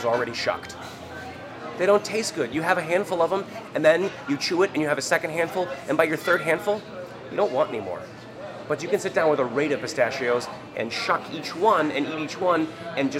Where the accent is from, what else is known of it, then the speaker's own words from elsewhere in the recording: Vermont, United States; now in Portland, Maine, United States; I was born and raised in Vermont